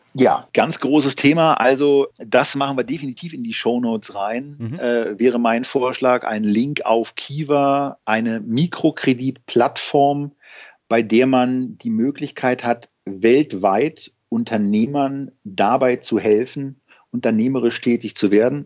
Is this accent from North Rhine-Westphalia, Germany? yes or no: no; Berlin, Germany; als Berliner